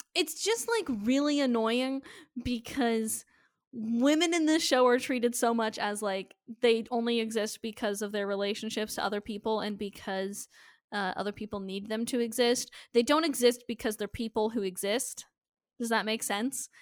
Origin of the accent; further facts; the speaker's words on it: Nebraska, United States; I was born in Nebraska.